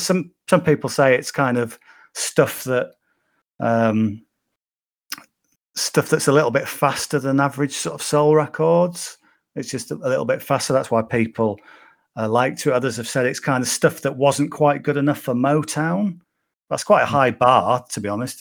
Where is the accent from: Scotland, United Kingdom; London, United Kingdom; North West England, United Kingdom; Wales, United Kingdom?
North West England, United Kingdom; Cumbria; I was brought up in Cumbria